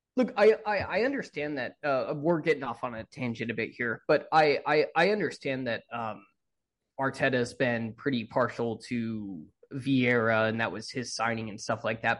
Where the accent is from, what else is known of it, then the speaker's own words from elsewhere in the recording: United States; as an American